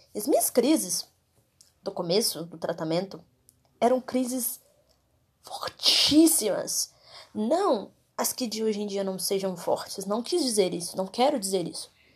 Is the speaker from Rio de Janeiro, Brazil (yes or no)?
no; Contagem, Minas Gerais, Brazil; eu sou de Contagem, Minas Gerais